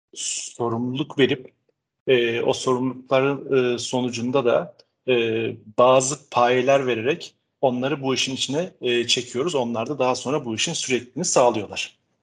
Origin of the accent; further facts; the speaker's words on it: Istanbul, Turkey; also born or lived in Netherlands; 73 yılında İstanbul'da doğdum. Ee, bütün eğitim sürecimi İstanbul'da tam, tamamladım